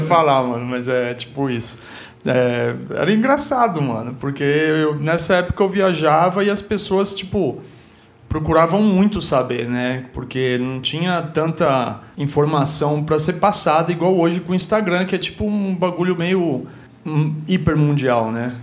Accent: Guarulhos, São Paulo, Brazil; moved away as an adult; also born or lived in Stockholm, Sweden; eu digo de onde eu vim né tipo do, de Guarulhos

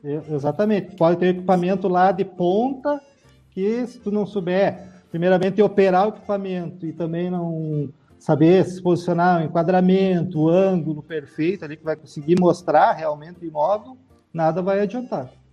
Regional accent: Passo Fundo, Rio Grande do Sul, Brazil; also born or lived in Porto Alegre; eu sou natural de Passo Fundo, né? Fui morar em Porto Alegre em noventa e oito e retornei final de dois mil e quinze pra Passo Fundo

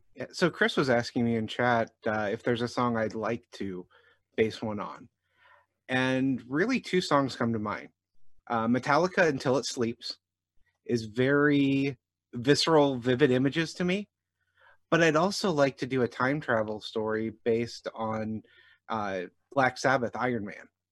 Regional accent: Jefferson County, Missouri, United States; I grew up in Jefferson County, Missouri

